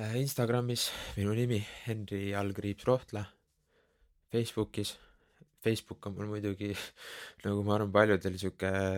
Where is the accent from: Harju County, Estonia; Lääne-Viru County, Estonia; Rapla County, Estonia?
Harju County, Estonia; Keila; also born or lived in Tallinn / Tabasalu; olen põhimõtteliselt noh, teisest klassist saati elanud Keilas